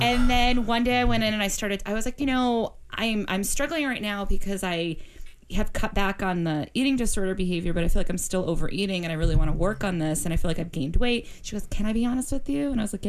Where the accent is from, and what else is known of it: Boston, Massachusetts, United States